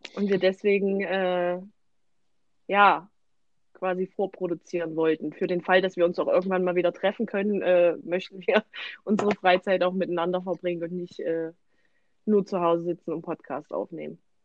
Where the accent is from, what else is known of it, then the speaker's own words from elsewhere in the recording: Thuringia, Germany; wir kommen aus Thüringen